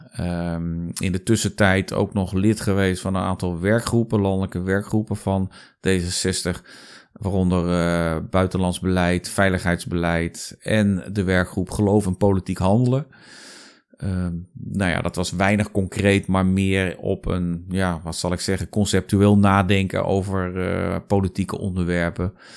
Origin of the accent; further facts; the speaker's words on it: Zeist, Utrecht, Netherlands; moved away as an adult; also born or lived in Amsterdam; Ik ben geboren en getogen in Zeist